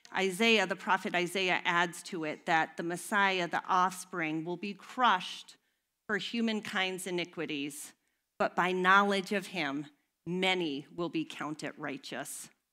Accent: United States; We, as an American society

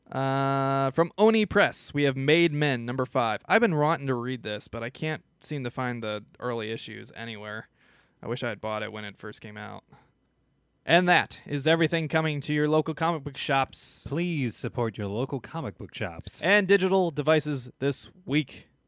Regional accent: Midwest, United States; but I am from the Midwest.

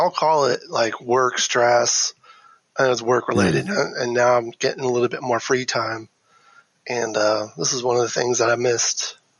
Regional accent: Chicago, Illinois, United States; And I'm from the Chicago area

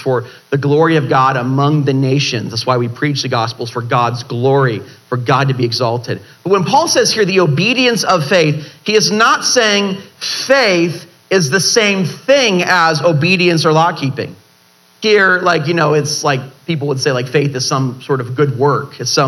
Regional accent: Ireland; I know, it's my middle name and I'm Irish and I don't even realize, you know.

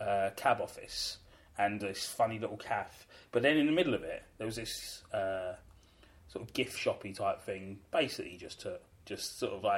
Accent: London, United Kingdom; I grew up in Camberwell

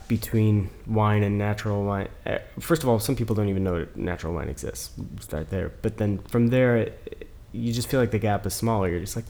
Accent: Indiana, United States; I'm from Indiana

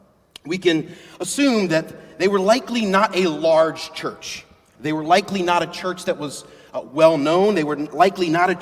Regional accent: Philadelphia, Pennsylvania, United States; I was born and raised in Philadelphia, Pennsylvania, the birthplace of our nation.

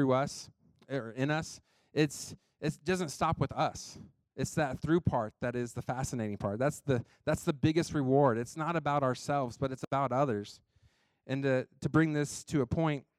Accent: United States; I grew up in Johnson County

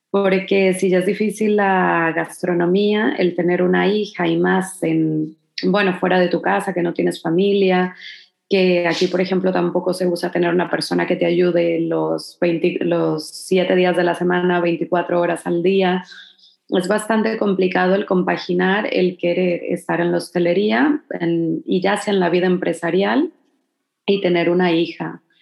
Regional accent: Mexico; Mira, yo creo que más que como mexicana, yo creo que sería el hecho de ser mujer.

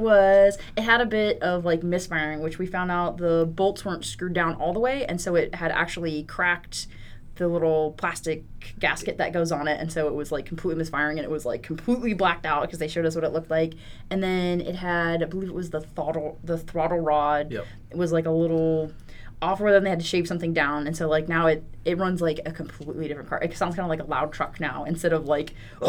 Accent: the South, United States; kind of growing up in the South, everyone's like, oh, they're your new best friend if you have a car

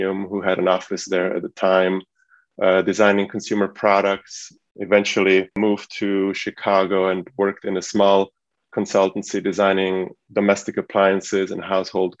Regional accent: Switzerland; now in United States; I was brought up in Switzerland as a son of an immigrant family that came from Eastern Europe

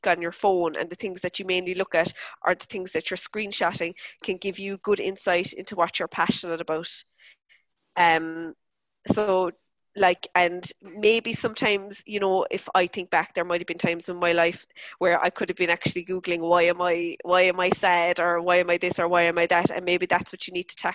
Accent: Cork, Munster, Ireland; the area where I grew up in Mayfield in Cork

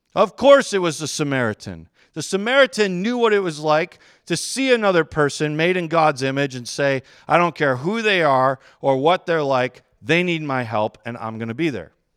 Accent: Westland, Michigan, United States; also born or lived in Chelsea, Michigan; I grew up in Westland, which is, like, suburbs of Detroit area.

